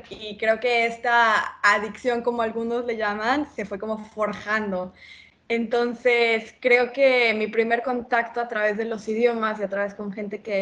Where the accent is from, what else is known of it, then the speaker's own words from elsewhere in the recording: Mexico; Claro, yo soy mexicana. mi papá es italiano, mi mamá es mexicana